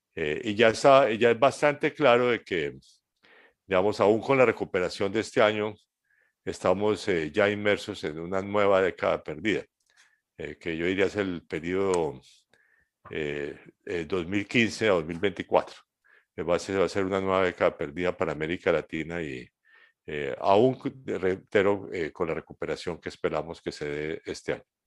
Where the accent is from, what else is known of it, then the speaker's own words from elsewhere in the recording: Colombia; mi país, Colombia